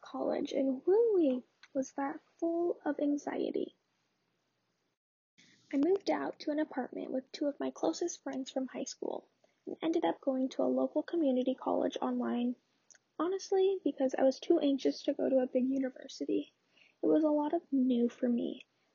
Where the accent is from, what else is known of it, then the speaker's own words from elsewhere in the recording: Lincoln, Nebraska, United States; I was born and raised in Lincoln, Nebraska